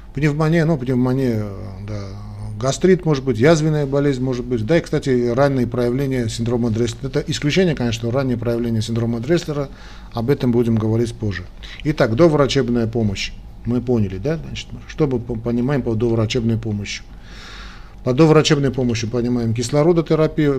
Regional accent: Armenia; армяне как мы

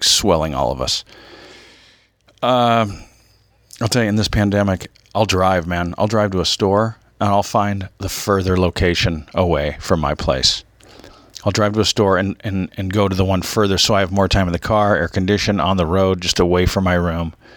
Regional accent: Orange County, California, United States; also born or lived in Michigan; I grew up in Orange County after being in Michigan

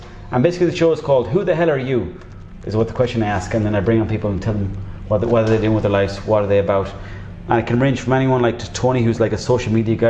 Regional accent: Mayo, Connacht, Ireland; I'm from Mayo myself.

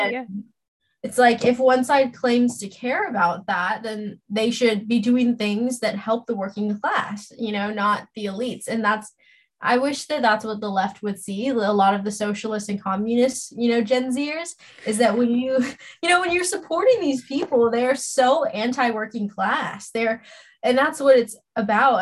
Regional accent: Los Angeles, California, United States; also born or lived in Orange County, California; I'm born and raised in Los Angeles, California recently moved to Orange County

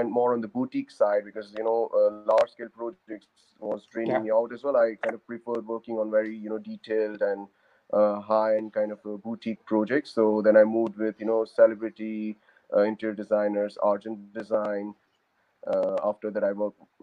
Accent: India; moved away as an adult; also born or lived in Oxford, United Kingdom; now in United Kingdom; So originally I come from India. I moved to UK in 2007 to pursue my master's in architecture

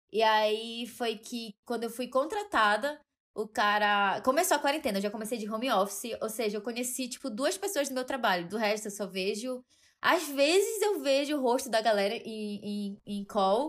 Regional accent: Belém, Pará, Brazil; moved away as an adult; now in São Paulo, Brazil; sou de Belém do Pará. E eu me mudei para São Paulo recentemente

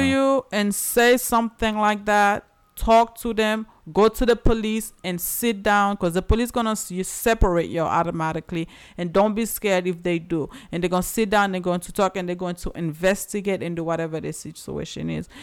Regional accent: Haiti; moved away; I'm from Haiti

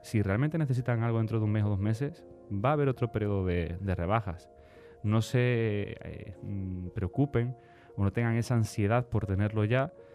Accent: Spain; somos españoles

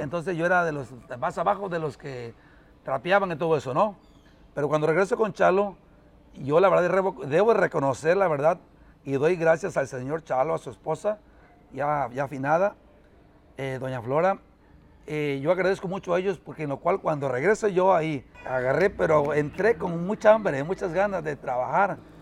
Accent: Carrillo Puerto, Veracruz, Mexico; Nosotros somos de acá, de un rancho que se llama El Espinal, municipio de Carrillo

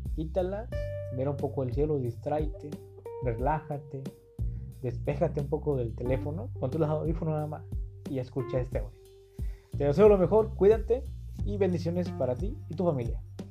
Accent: Acapulco, Guerrero, Mexico; now in Tijuana, Mexico; soy de Acapulco, Guerrero, pero actualmente vivo en Tijuana.

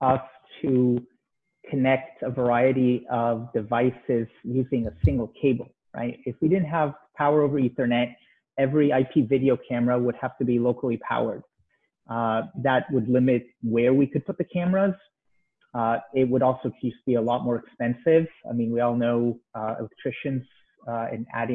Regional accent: Israel; moved away as an adult; now in United States; I'm originally from Israel.

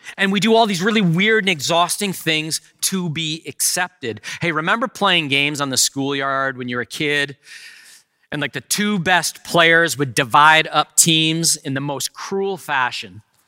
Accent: Canada; I am a Canadian citizen

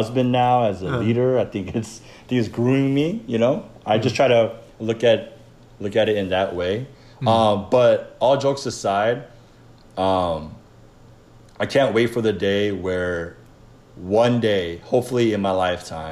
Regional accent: Atlanta, Georgia, United States; also born or lived in Wayne, New Jersey / Clifton, New Jersey; Even though I was born in Jersey, I always love Atlanta first just because I grew up here.

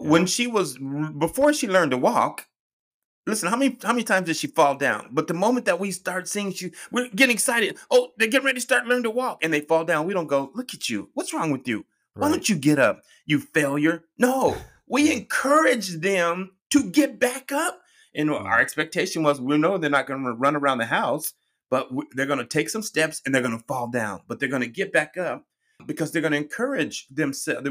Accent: Colorado, United States; moved away; I'm originally from Colorado and we're known for our heavy snow, blizzards

